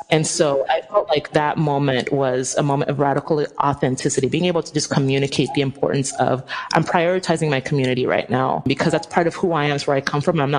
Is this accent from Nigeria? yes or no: yes; Nigeria; And also, like, I'm Nigerian. If any of y'all know how Nigerians are, we are like so extra.